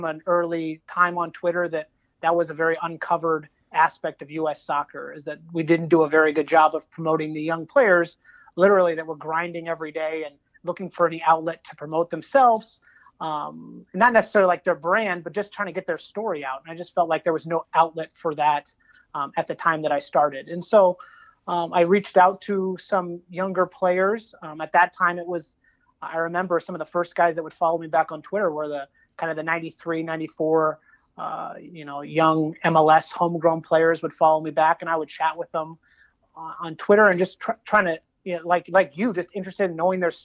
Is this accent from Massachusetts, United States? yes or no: no; Southern California, United States; also born or lived in East Coast; I grew up in Southern California